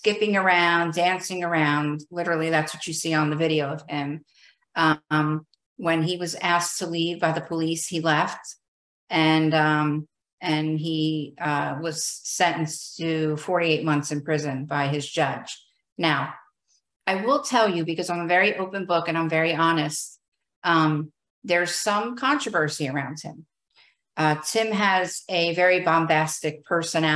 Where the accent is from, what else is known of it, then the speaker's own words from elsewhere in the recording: New Jersey, United States; I am from New Jersey.